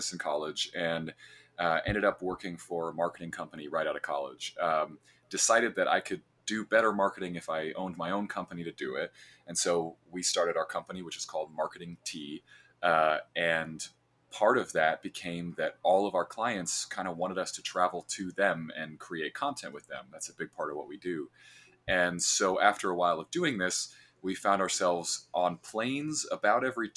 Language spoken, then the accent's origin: English; central Illinois, United States; I am from a cornfield in central Illinois